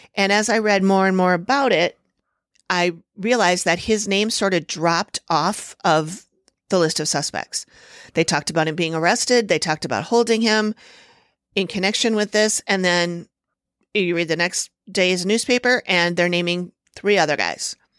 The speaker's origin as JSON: {"language": "English", "town": "Minneapolis", "region": "Minnesota", "country": "United States", "tie": "born or raised there", "said": "I've lived here all my life"}